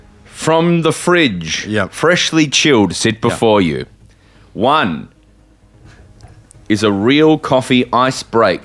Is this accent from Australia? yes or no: yes; Melbourne, Victoria, Australia; Adelaide streets are paved with gold to these children. And I was from Melbourne.